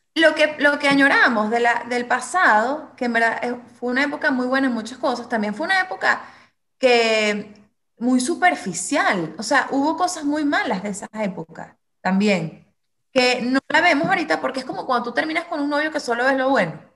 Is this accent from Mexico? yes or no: no; Venezuela; somos los, mismos venezolanos